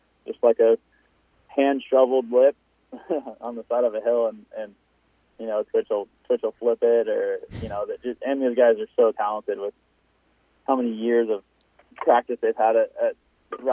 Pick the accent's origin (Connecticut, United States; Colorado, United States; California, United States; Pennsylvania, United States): California, United States; Thousand Oaks; also born or lived in Orange County, California; now I moved back up to my hometown, Thousand Oaks, California